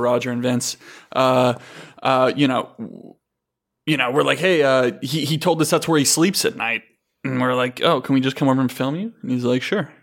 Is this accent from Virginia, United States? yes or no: no; California, United States; growing up in California, like Joe and I did